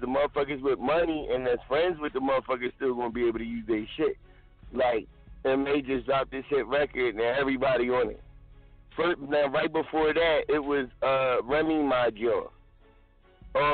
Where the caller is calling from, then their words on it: Philadelphia, Pennsylvania, United States; I'm calling from Philadelphia, North Philly.